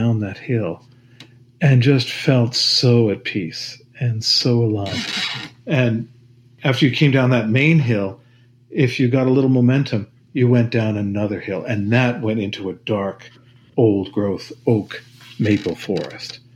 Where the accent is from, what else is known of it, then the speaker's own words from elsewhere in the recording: Stamford, Connecticut, United States; I grew up in Stamford, Connecticut